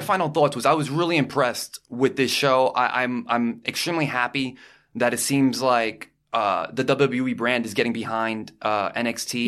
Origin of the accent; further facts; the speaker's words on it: New York, United States; we're from New York